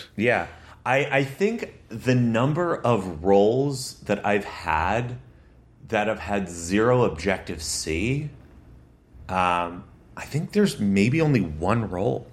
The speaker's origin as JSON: {"language": "English", "region": "Connecticut", "country": "United States", "tie": "born or raised there", "also_born_or_lived": "Massachusetts", "moved": "as an adult", "lives_now": "New York, United States", "said": "where I grew up in Connecticut"}